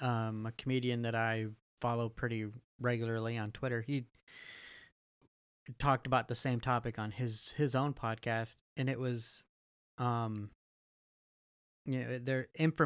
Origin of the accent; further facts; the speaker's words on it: Canada; growing up in South Canada, we'll call it